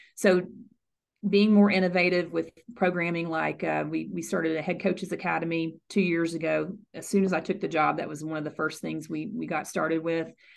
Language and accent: English; Arkansas, United States; born or raised there; moved away as an adult; also born or lived in Houston, Texas / Ohio; now in Frisco, United States